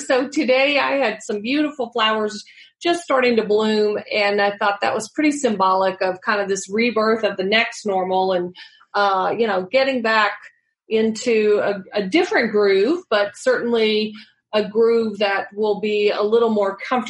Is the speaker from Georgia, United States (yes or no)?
yes; Georgia, United States; also born or lived in Tachikawa, Japan; I was born in Tachikawa, Japan. So we moved around a lot. I was a military brat, and we moved around a good bit as a child, but ended up in high school in just outside of Atlanta, Georgia, at Southwest DeKalb High School.